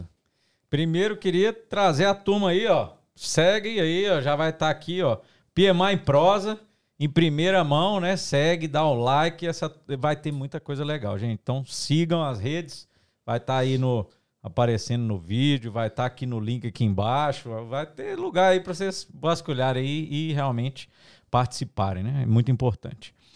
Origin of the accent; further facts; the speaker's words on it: Minas Gerais, Brazil; Eu sou mineiro